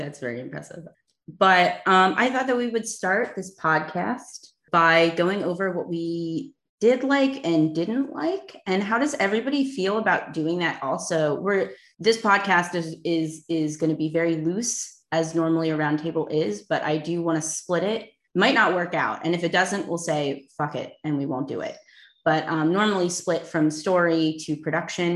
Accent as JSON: {"language": "English", "town": "Philadelphia", "region": "Pennsylvania", "country": "United States", "said": "I am from Philadelphia"}